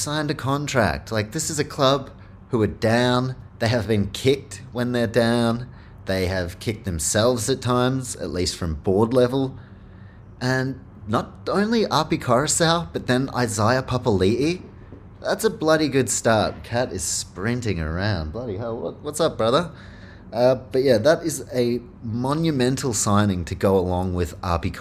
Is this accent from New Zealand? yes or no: yes; Auckland, New Zealand; Auckland, my hometown, also the Warriors' hometown